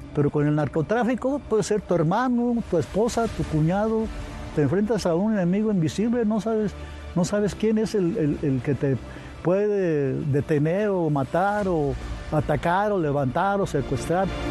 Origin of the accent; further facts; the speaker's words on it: Zamora, Michoacán, Mexico; nací en Zamora, Michoacán.